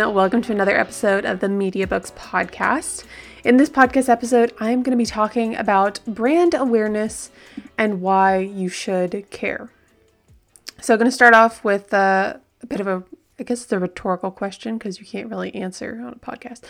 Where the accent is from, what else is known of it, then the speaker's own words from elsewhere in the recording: Southern California, United States; I grew up in Southern California